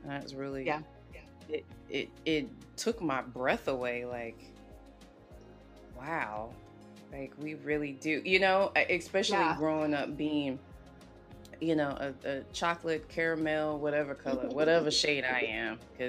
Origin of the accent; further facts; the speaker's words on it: the South, United States; And then for me, growing up in the South, it was predominantly vanilla mm-hmm. and very, very few Latinos.